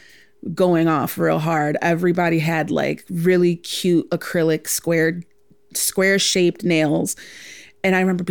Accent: Chicago, Illinois, United States; I'm born and raised in Chicago, second generation Chicagoan.

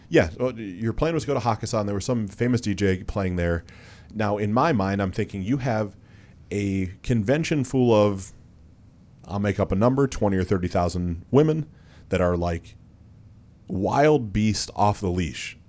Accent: Mansfield, Ohio, United States; also born or lived in East Aurora, New York; I grew up in Mansfield, Ohio, because I moved there in third grade.

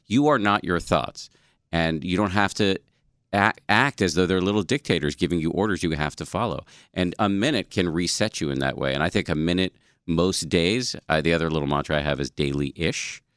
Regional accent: Massachusetts, United States; born or raised there

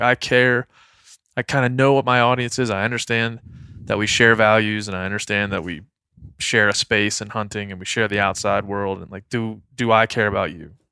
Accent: Maryland, United States; moved away; my hometown back in Maryland

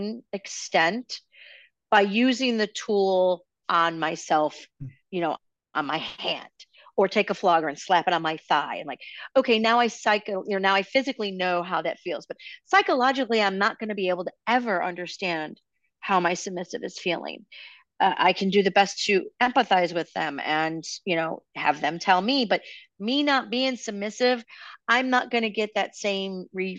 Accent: Chicago, Illinois, United States; Chicago's always been my kind of town. It's my hometown

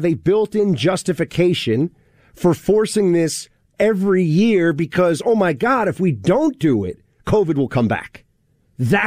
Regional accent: New York City, New York, United States; my hometown

